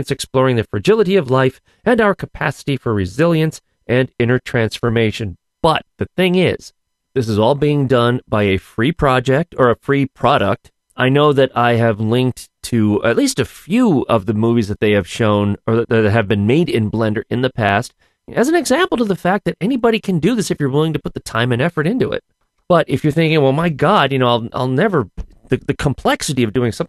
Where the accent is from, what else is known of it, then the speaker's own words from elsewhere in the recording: Scranton, Pennsylvania, United States; accent: Scrantonian; my Scrantonian accent